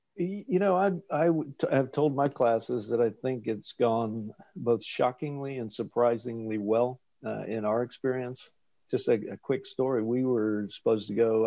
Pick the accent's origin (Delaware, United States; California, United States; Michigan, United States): Delaware, United States; Wilmington; moved away as an adult; also born or lived in Washington, D.C. / Texas; now in Chapel Hill, United States; I'm originally from Wilmington, Delaware